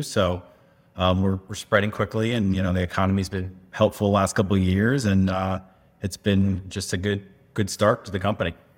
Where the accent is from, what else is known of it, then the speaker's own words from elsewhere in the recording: Connecticut, United States; moved away as an adult; also born or lived in Tucson, Arizona; now in Phoenix, United States; East Coast, uh, from Connecticut. Born and raised